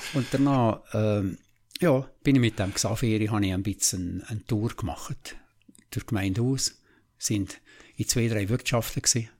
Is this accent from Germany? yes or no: no; Liechtenstein; ich bin im Wangerberg draußen aufgewachsen